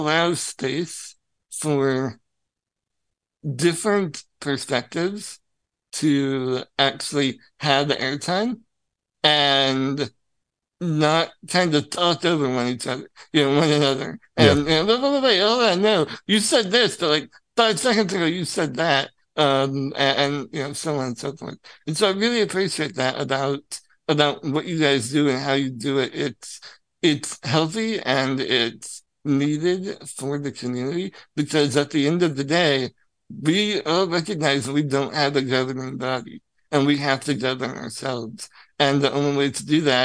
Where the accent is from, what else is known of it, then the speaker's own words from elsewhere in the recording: Illinois, United States; I'm from Illinois